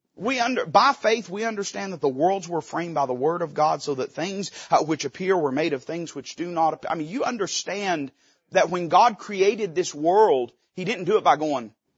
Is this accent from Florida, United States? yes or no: no; Tennessee, United States; we're hillbillies from Tennessee